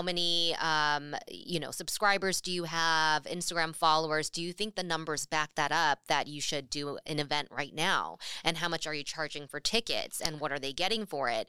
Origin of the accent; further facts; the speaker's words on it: California, United States; moved away as an adult; now in Seattle, United States; possibly make it back to California